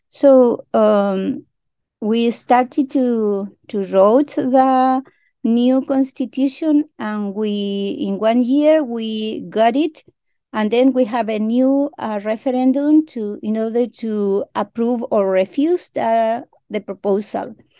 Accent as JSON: {"language": "English", "country": "Chile", "first_language": "Mapudungun", "second_language": "English", "said": "I greeting you in my mother tongue that is very important for me and for my people that you hear my voice in my mother tongue because we are a original nation here in Chile"}